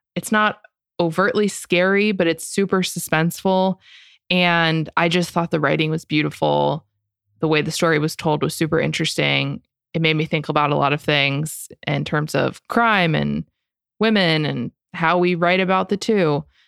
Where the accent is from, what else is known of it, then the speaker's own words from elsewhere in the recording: Florida, United States; I'm from Florida